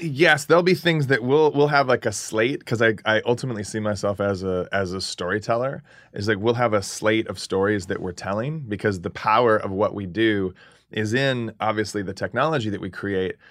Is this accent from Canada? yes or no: no; Phoenix, Arizona, United States; also born or lived in California; Phoenix, Arizona. I was born in California. I'm a native Californian, grew up in, in Phoenix.